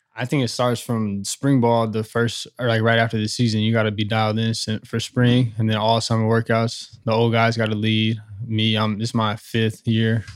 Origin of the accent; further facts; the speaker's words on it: Southern California, United States; moved away; I'm from Southern California